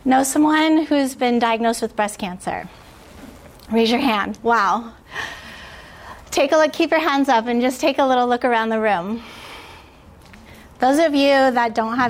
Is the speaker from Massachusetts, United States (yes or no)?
no; San Diego, California, United States; I grew up here in San Diego in a house with a single working mom